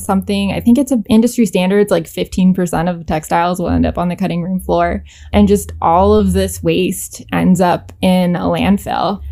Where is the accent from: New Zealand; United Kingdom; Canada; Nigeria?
Canada; moved away as an adult; now in New York City, United States; I grew up in Canada